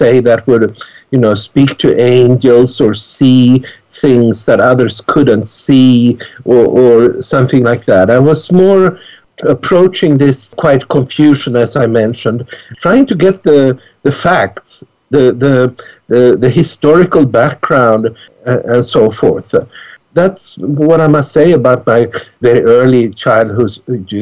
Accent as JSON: {"language": "English", "town": "Stockholm", "region": "Stockholm County", "country": "Sweden", "tie": "born or raised there", "moved": "yes", "said": "I grew up in Stockholm"}